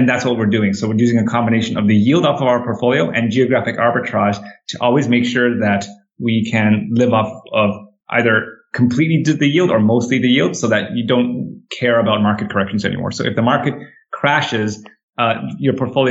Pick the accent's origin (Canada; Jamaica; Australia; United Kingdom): Canada; moved away; I grew up in Canada